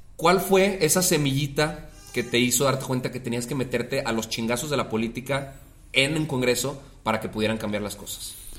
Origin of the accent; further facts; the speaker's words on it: Mexico; como mexicanos